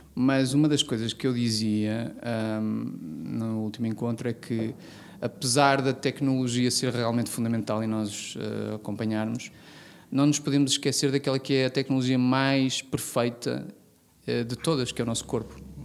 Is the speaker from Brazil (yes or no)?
no; Vila das Aves, Norte, Portugal; eu não tendo nascido em Guimarães, eu nasci em Vila das Aves